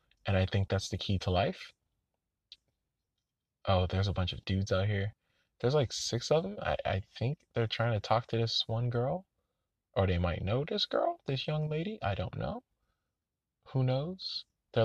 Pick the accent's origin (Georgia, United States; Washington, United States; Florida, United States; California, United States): Florida, United States; Orlando; I'm from Orlando